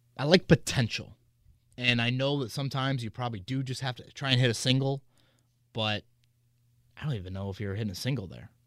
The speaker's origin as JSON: {"language": "English", "area": "Hamilton County", "region": "Indiana", "country": "United States", "tie": "born or raised there", "said": "I grew up in Hamilton County"}